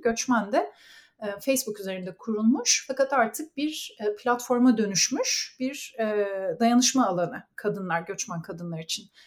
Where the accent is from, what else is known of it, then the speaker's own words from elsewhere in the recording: Ankara, Turkey; moved away as an adult; also born or lived in Istanbul; now in Canada; Ankaralıyım. Ankara'da doğdum, büyüdüm ve okudum.